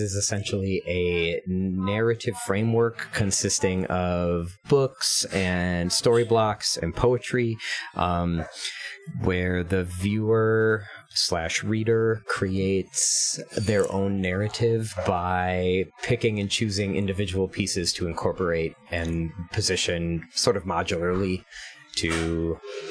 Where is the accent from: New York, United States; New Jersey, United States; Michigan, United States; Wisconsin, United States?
Wisconsin, United States; Sheboygan; a college near my hometown of Sheboygan, Wisconsin